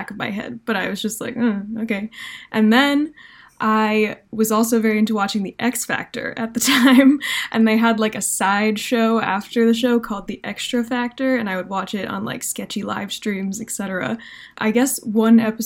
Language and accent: English; New Jersey, United States; I am from New Jersey